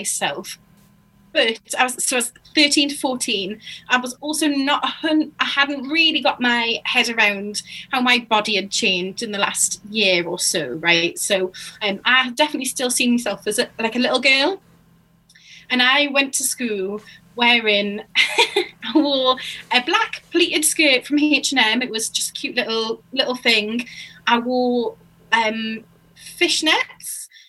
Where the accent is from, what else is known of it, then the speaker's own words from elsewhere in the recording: Newcastle upon Tyne, North East England, United Kingdom; moved away as an adult; now in Bristol, United Kingdom; which is a state school in Newcastle. And I went there from 2004 to 2011.